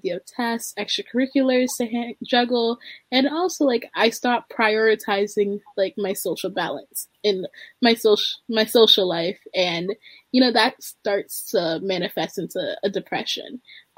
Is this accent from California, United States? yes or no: no; Baltimore, Maryland, United States; I am from Baltimore, Maryland, and I am a senior in high school